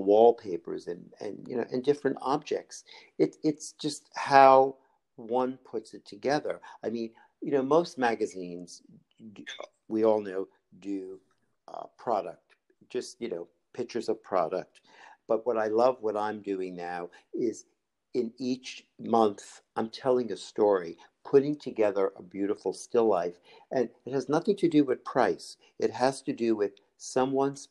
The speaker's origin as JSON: {"language": "English", "region": "New York", "country": "United States", "tie": "born or raised there", "said": "I grew up in New York"}